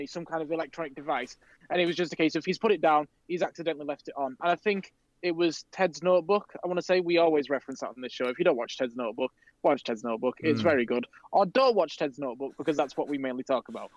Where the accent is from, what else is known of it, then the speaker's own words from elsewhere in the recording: United Kingdom; we're British